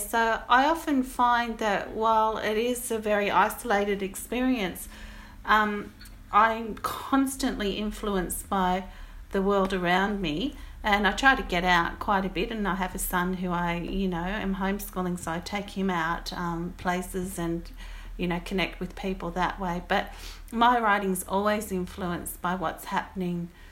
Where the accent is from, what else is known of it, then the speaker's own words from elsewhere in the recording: Goulburn, New South Wales, Australia; now in Petersham, Australia; I live in Petersham, um, but I come from Goulburn in New South Wales